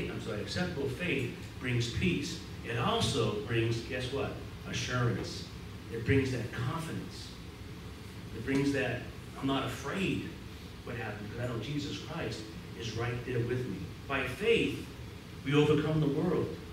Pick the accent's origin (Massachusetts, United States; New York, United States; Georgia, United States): Massachusetts, United States; Boston; accent: Boston